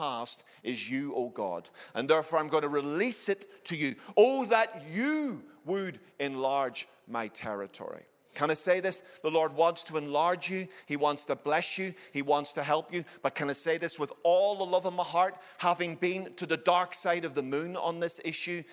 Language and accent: English; Ireland; I'm an Irishman